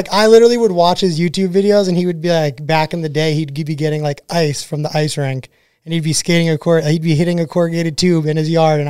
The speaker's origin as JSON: {"language": "English", "region": "Connecticut", "country": "United States", "tie": "born or raised there", "moved": "as an adult", "said": "So yeah, like I grew up in Connecticut, which I mean pretty much pretty close to where you are"}